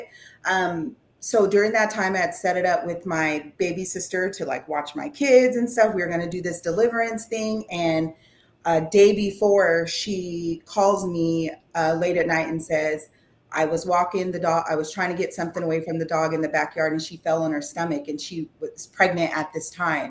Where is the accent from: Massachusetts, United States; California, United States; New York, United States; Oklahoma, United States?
California, United States; also born or lived in Yuba City, California; now in Rocklin, United States; I'm from California